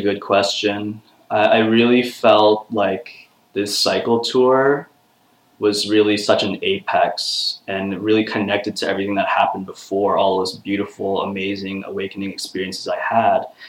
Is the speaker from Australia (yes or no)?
no; Toronto, Ontario, Canada; I'm back in my hometown of Toronto